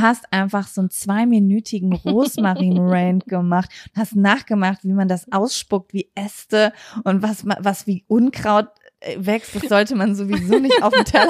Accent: Lübbecke, North Rhine-Westphalia, Germany; moved away; Wir kommen ja aus Greifswald, rheinland Lübbecke und das ist nicht weit von Bielefeld. Wir haben hier gelebt

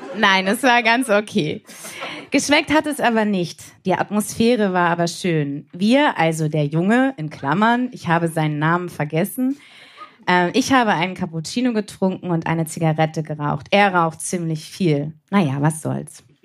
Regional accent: Bremen, Germany; ich komme aus Bremen

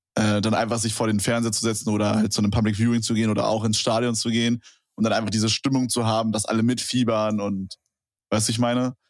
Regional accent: Berlin, Germany; ich komme ja aus Berlin

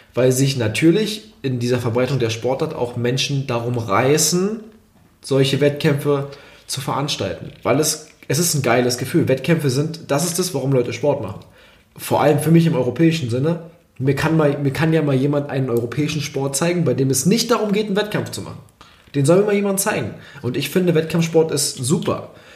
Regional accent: Germany; als Deutscher

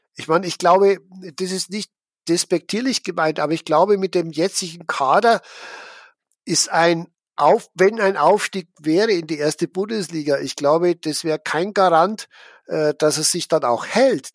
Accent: Schwandorf, Bavaria, Germany; Ich bin ja in Schwandorf aufgewachsen, also mitten in der Oberpfalz.

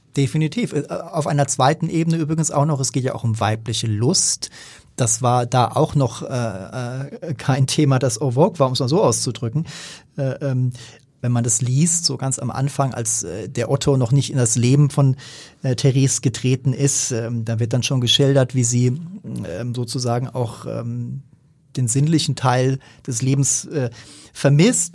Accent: Germany; als Deutscher

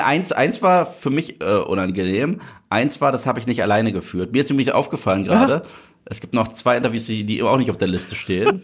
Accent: Germany

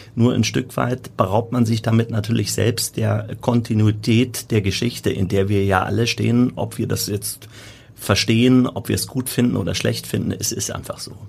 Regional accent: Hamburg, Germany; als Hamburger

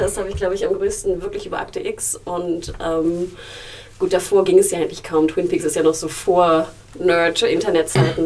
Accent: Germany; bin ich in Deutschland aufgewachsen

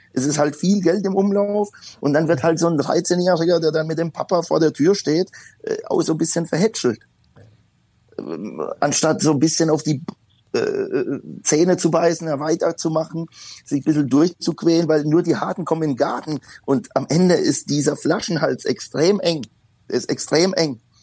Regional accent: Poland; now in Germany; ich bin gebürtiger Pole und äh, bin halt noch in Zeiten aufgewachsen, da war äh, der Bürgerkriegszustand in Polen ausgerufen

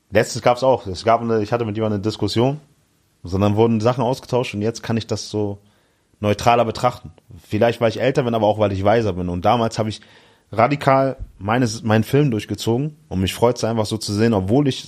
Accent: Hamburg, Germany; In Hamburg, ja, genau.

